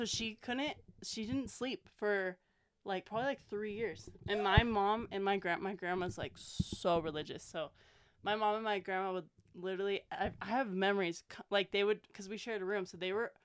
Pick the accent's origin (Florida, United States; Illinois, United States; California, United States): California, United States; Coarsegold; moved away as an adult; now in Fresno, United States; I grew up in Core School, to California, right out Yosemite